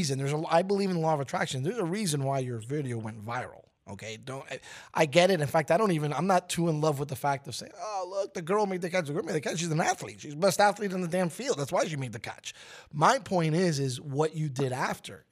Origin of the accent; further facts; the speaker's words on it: New York City, New York, United States; having been born and raised in Brooklyn, New York, I was a Knicks fan